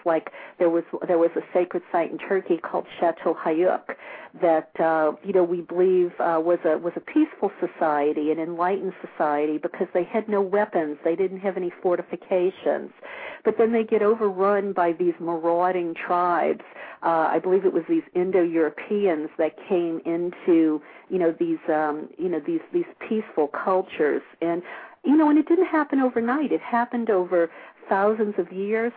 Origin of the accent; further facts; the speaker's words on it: New Orleans, Louisiana, United States; now in California, United States; I grew up in New Orleans